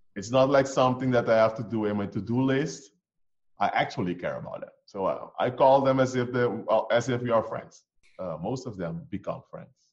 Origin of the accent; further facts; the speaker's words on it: Curaçao; moved away; we come from Curacao. Curacao is, by the way, it's small, tiny island in the Caribbean